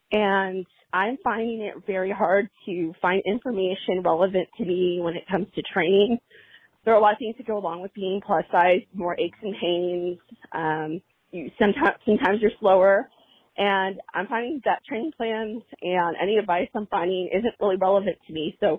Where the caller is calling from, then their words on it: California, United States; from Orange County, California, and I really have a question.